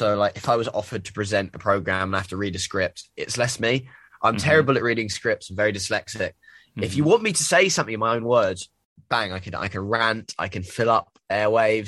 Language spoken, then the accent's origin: English; Brighton, South East England, United Kingdom; now in Bristol, United Kingdom; I was growing up in Brighton, where it's really normal.